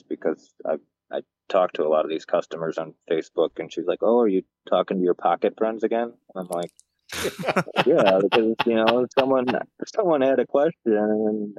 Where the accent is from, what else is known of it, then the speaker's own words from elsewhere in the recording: Michigan, United States; moved away; I'm from, you know, I grew up in Michigan